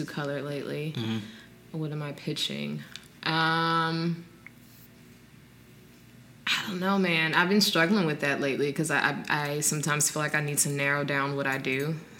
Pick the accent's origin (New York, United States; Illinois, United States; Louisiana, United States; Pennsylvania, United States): Louisiana, United States; New Orleans; I'm from New Orleans